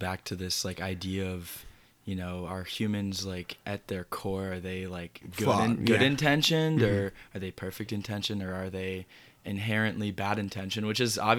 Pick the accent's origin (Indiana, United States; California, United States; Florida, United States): California, United States; Berkeley; born there; also born or lived in Raleigh, North Carolina / St. Louis, Missouri; Yeah, so I was born in Berkeley, California.